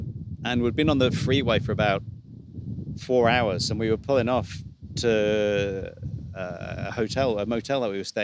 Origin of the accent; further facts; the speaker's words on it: United Kingdom; moved away as an adult; now in New Zealand; being British